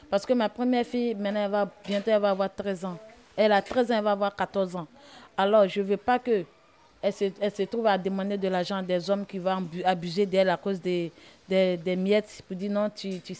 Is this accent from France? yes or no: no; Côte d’Ivoire; moved away; Je viens de la Côte d'Ivoire. Je suis arrivée ici en 2019, fin 2019.